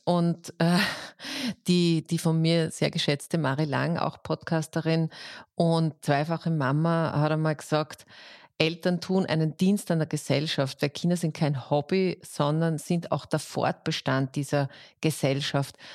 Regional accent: Austria; bei uns in Österreich

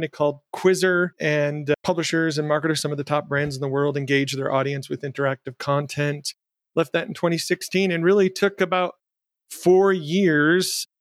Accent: Jackson, Michigan, United States; my hometown in Jackson, Michigan

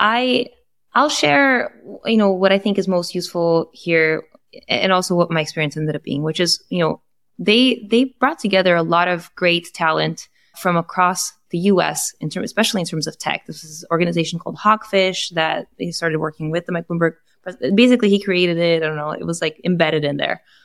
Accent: Brazil; now in United States; I am Brazilian, so I am Latin American

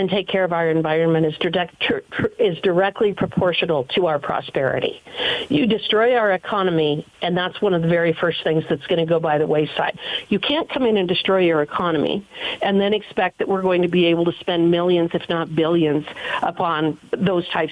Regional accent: Wyoming, United States; I come from Wyoming, one of the top energy producing states in the nation

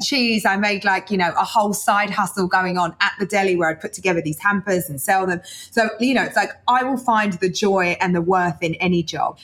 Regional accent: London, United Kingdom; I was born in East London. You know, my mum was a single working mum, and I'm the eldest of four girls

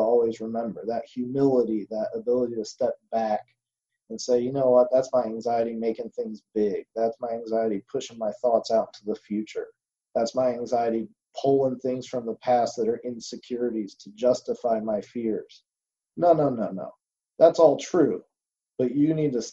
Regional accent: Indiana, United States; my home state, Indianapolis

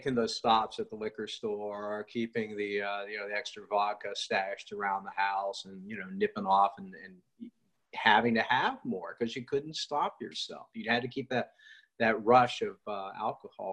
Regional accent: West Virginia, United States; I grew up in West Virginia.

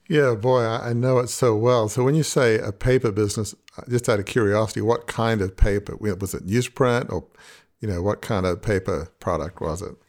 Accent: Australia; growing up in a large family media business in Australia

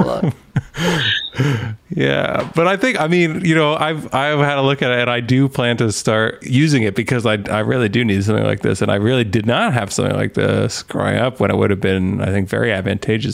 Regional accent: Canada; I'm Canadian

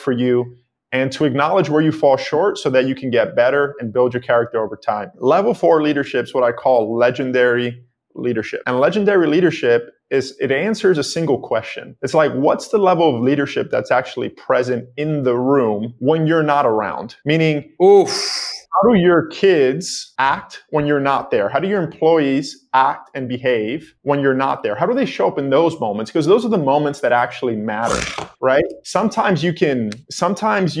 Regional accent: New York City, New York, United States; I grew up in the Bronx in New York City on 182nd Street in a 2-bedroom apartment, extremely poor.

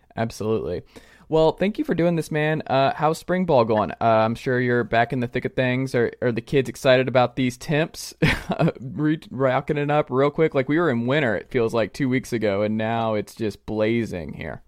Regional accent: Atlanta, Georgia, United States; I'm from Atlanta

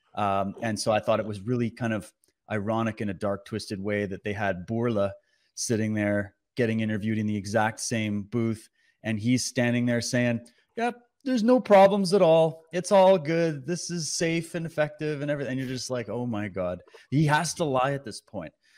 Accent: Canada; as a Canadian

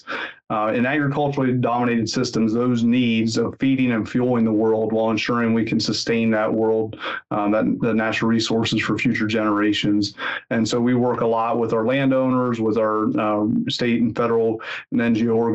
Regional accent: Pennsylvania, United States; moved away as an adult; also born or lived in Mississippi / Georgia; now in Lincoln, United States; I grew up in Pennsylvania

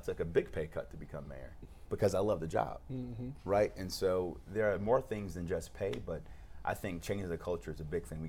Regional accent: United States; when I was growing up on Dove in the Southeast Side

